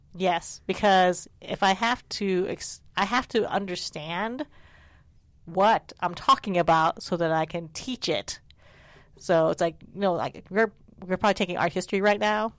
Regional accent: United States; my sisters and I were born in the United States, so we're very American

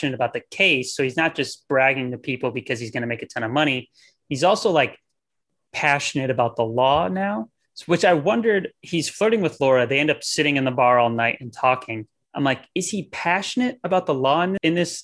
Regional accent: Midwest, United States; I'm white and from the Midwest

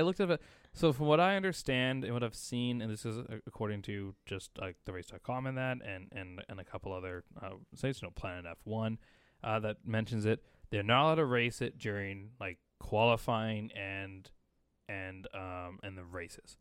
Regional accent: Canada; we're Canadian

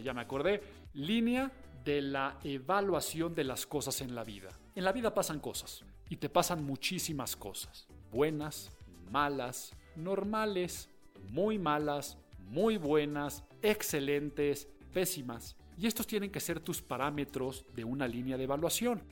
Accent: Mexico; en mi país

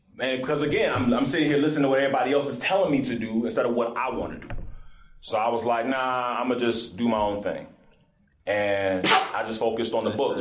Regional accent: Morrow, Georgia, United States; also born or lived in College Park, Georgia; I was born and raised in College Park so I was about six, and then we moved to Morrow

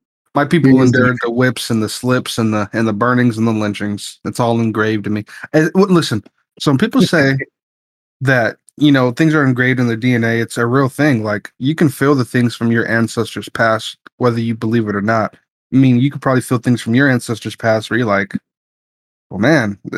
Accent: United States; I'm black. I'm an American black.

